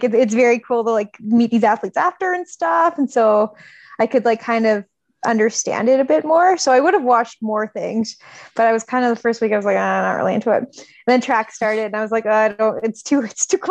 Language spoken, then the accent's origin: English; Canada; as a Canadian